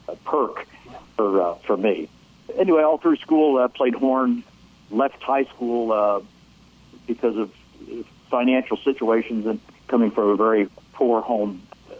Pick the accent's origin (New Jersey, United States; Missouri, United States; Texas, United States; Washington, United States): Missouri, United States; St. Louis; I grew up in St. Louis